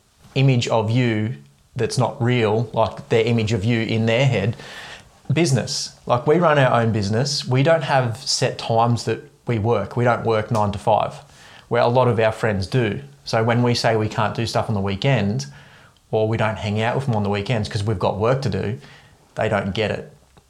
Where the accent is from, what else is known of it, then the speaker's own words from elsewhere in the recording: Ulladulla, New South Wales, Australia; moved away as an adult; So I moved away from Ulladulla when I was 19.